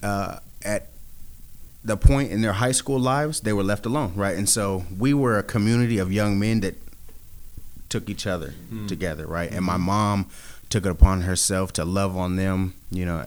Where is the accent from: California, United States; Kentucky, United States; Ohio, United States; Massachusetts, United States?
California, United States; Sacramento; I'm a guy from Sacramento, California, born and raised